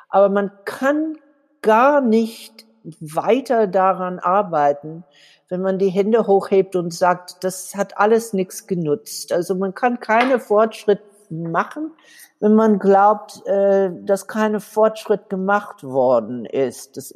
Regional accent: Southern United States, United States; born there; Ich bin in den Südstaaten von den USA geboren

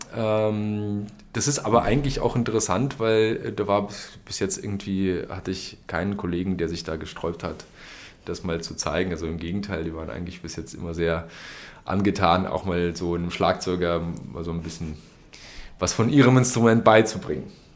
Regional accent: Berlin, Germany; moved away as an adult; now in Dresden, Germany; ich komme aus Berlin

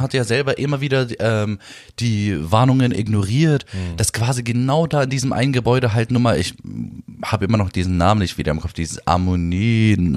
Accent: Berlin, Germany; Ich bin zwar hier in Berlin geboren, in, in Neukölln auch aufgewachsen, 15 Jahre lang

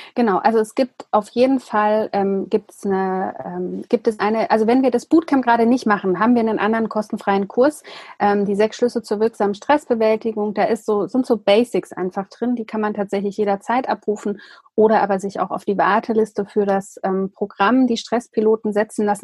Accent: Germany; für uns als, als Deutsche, dass wir hier in diesem Land

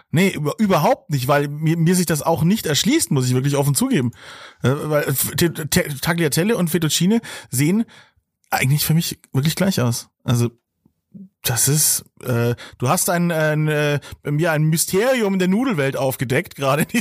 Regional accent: Bavaria, Germany; Ich hab einfach Gelust, Gelust, ein Glusserer, wie man bei uns in Franken sagt.

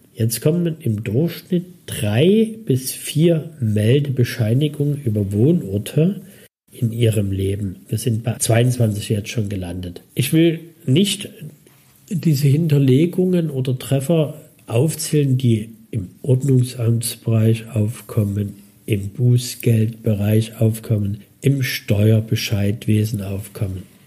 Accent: Dresden, Saxony, Germany; Ich bin also 65 in Dresden geboren und in einem Kinderheim aufgewachsen

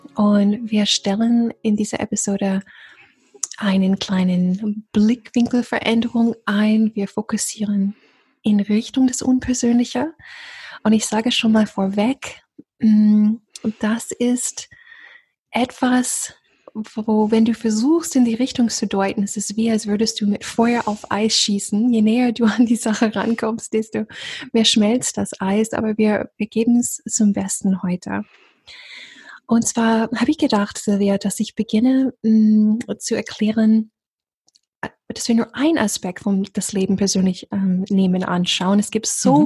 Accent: the South, United States; born or raised there; German is a second language; moved away

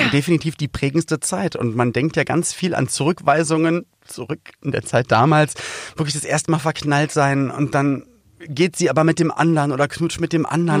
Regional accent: Berlin, Germany; komm aus Berlin-Spandau

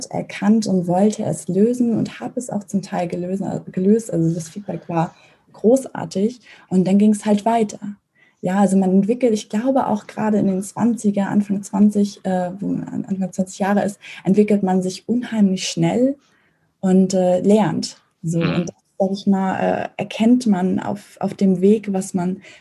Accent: Mecklenburg-Vorpommern, Germany; also born or lived in Lübeck; ich bin in, äh, zwar in Lübeck geboren, als Hanseatin, aber in Mecklenburg aufgewachsen, in einem kleinen Dorf.

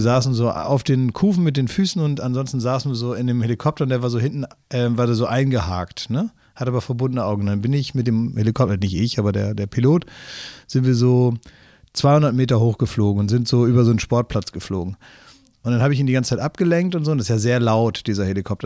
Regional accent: Oldenburg, Lower Saxony, Germany; moved away; also born or lived in Cologne; aus meiner Heimat, aus Oldenburg, wo ich eigentlich herkomme

